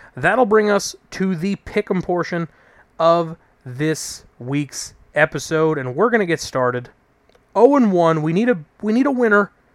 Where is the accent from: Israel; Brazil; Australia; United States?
United States; New York; as a New Yorker